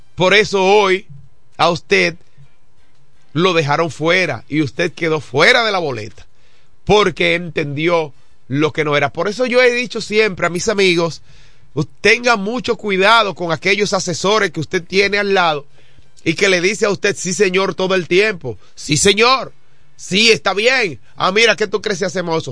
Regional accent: Dominican Republic; como ciudadano dominicano

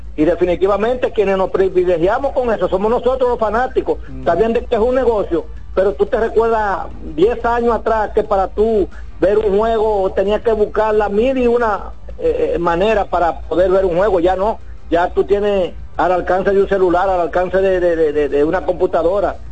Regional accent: Dominican Republic; yo soy dominicano

